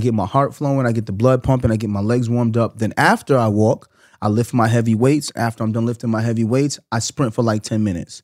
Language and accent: English; New York, United States; I'm from New York